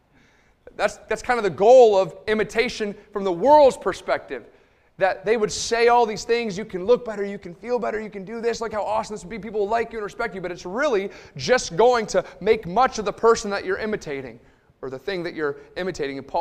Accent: Liverpool, New York, United States; I grew up in Liverpool, New York. It's just about 10 minutes outside of Syracuse

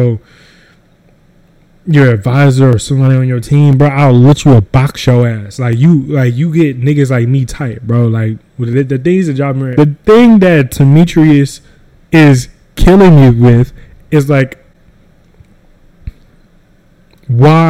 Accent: North Carolina, United States; I'm from North Carolina

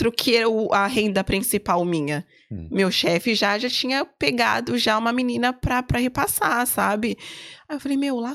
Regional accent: Brazil; Eu falei, não, eu sou brasileira, eu nunca falei que eu, que eu era portuguesa.

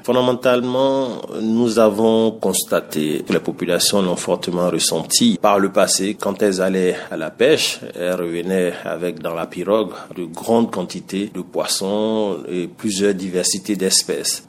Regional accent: Côte d’Ivoire; en tant qu'ivoirien

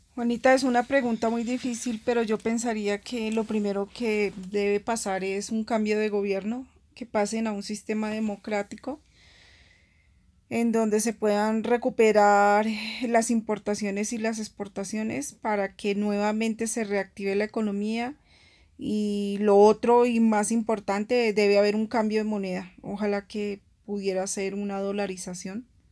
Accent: Colombia; also born or lived in Bogotá; yo soy una ciudadana colombiana eh, y, vivo en la ciudad de Bogotá

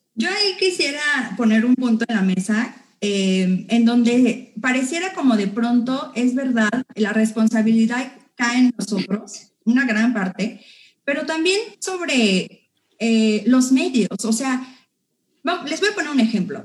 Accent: Mexico; como mexicanos como personas que vivimos en la Ciudad de México, en el Estado de México, como iztacaltecas

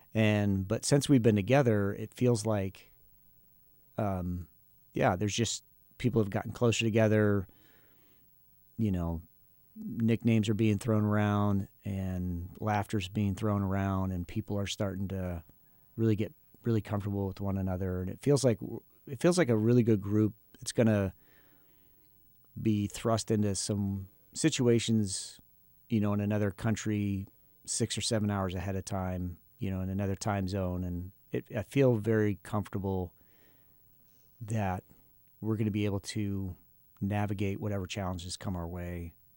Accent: Akron, Ohio, United States; moved away as an adult; also born or lived in Huntington, Indiana; we are both from Akron, Ohio

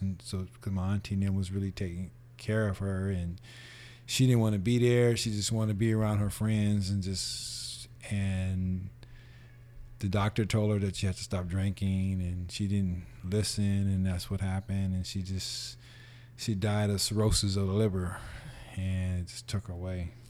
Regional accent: San Francisco, California, United States; born or raised there; also born or lived in Los Angeles

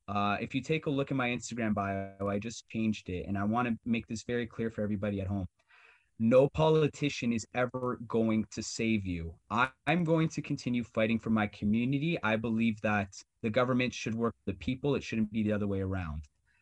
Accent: Canada; We're Canadian. We've all played hockey.

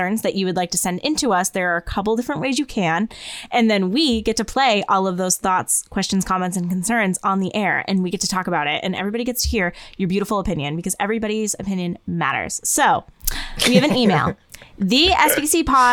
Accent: Northeast, United States; we're from the Northeast

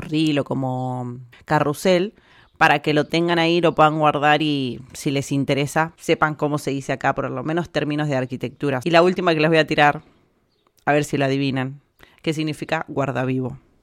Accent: Argentina; moved away as an adult; now in Spain; nosotros los argentinos no hablamos como el culo

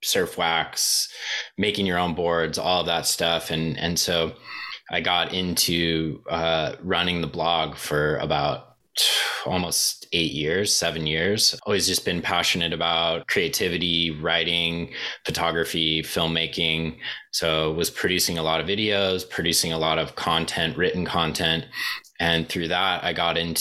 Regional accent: Southern California, United States; I kind of started growing up in Southern California, being a surfer

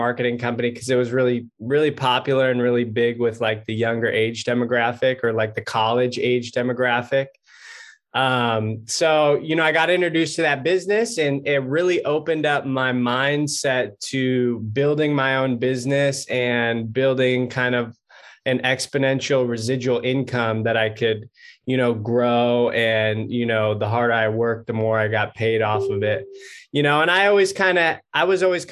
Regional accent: Southern California, United States; also born or lived in San Diego, California; I grew up in California, Southern California kid

